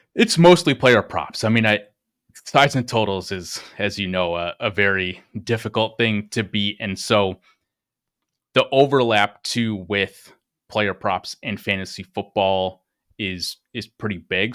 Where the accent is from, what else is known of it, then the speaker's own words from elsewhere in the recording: Green Bay, Wisconsin, United States; I grew up in Green Bay, Wisconsin